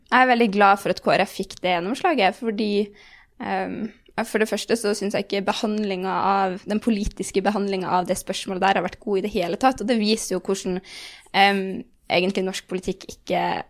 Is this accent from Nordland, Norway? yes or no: yes; Bodø, Nordland, Norway; now in Oslo, Norway; jeg er veldig fra Bodø